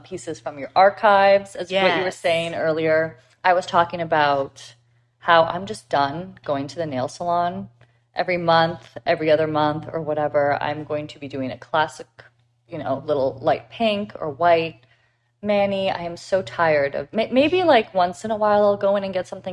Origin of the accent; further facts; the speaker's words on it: Canada; now in United States; I'm Canadian